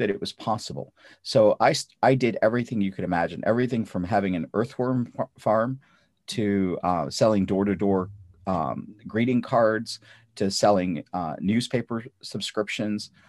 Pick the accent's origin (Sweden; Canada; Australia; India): India; North India; English is a second language; now in United States; Um, I grew up in North India. not speaking English. I, I spoke Russian and I spoke, uh, Punjabi and Hindi